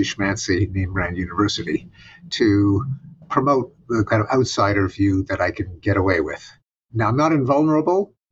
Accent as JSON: {"language": "English", "region": "Quebec", "country": "Canada", "tie": "born or raised there", "moved": "yes", "said": "growing up in Quebec"}